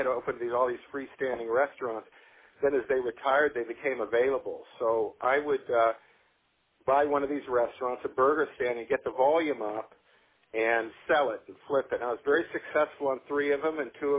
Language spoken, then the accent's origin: English; Palos Verdes, California, United States; I grew up in Palos Verdes